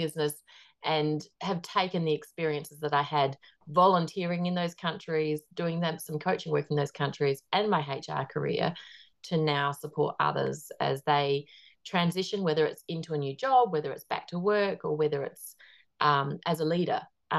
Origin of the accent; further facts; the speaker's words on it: Australia; now in New Zealand; Well, I'm Australian, but I live in New Zealand at the moment. So I'm married to a New Zealander.